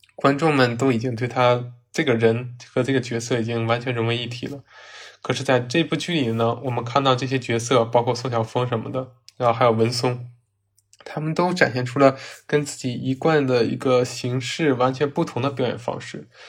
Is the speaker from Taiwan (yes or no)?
no; Northeast China, China; 我是东北人，所以说呢，赵本山的小品呢，电视剧啊，包括他的一些电影，还有新闻呢，都是我从小看到大的